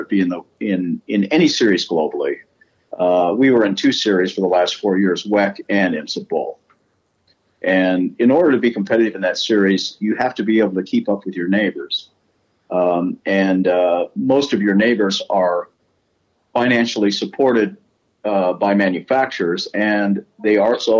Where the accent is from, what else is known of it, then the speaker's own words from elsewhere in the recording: United States; I'm an American